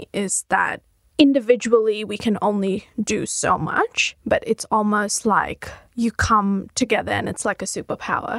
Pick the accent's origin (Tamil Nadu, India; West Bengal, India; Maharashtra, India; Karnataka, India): Maharashtra, India; Mumbai; now in Australia; I am from Mumbai, India